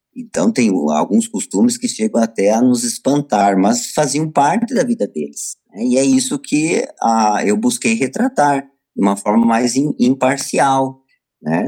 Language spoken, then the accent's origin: Portuguese; Brazil; aqui no nosso país